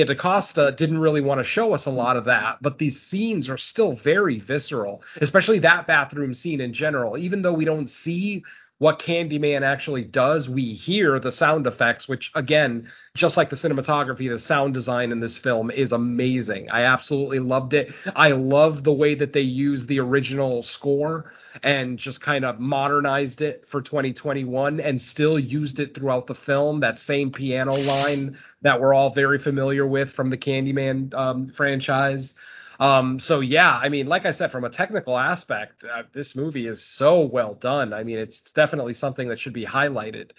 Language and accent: English; Connecticut, United States; I am from Connecticut.